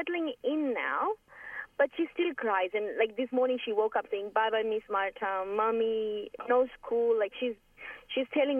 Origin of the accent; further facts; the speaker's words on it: Fiji; moved away; I'm from Fiji